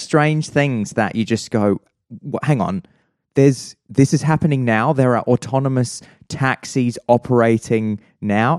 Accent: Adelaide, South Australia, Australia; I grew up in Prospect in, uh, in, in, uh, in Adelaide

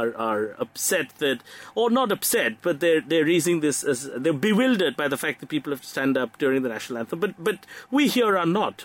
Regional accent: Kolkata, West Bengal, India; my hometown, actually, Calcutta

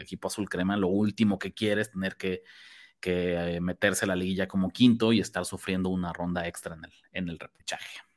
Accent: Mexico; como mexicanos

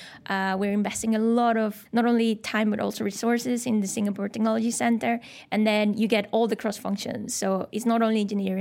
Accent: Mexico; moved away as an adult; also born or lived in Scotland / Malmesbury, England; now in Shanghai, China; I'm from Mexico, born and raised. My whole family's there.

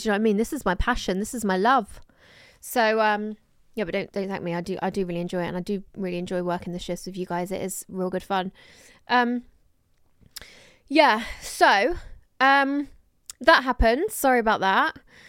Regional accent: Croydon, London, United Kingdom; I'm from Croydon and I'm 19.

